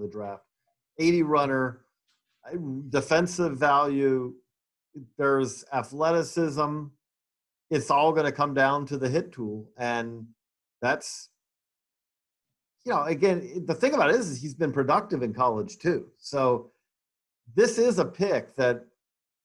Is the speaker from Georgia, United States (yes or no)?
yes; Georgia, United States; Decatur, Georgia, my home state